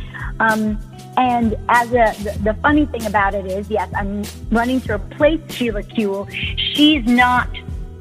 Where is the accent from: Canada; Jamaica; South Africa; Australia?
Jamaica; now in Los Angeles, United States; I'm an immigrant from Jamaica